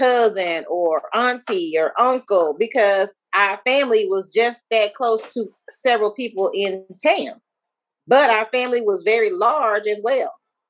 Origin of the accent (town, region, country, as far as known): Tyler, Texas, United States; born or raised there; now in Fort Worth, United States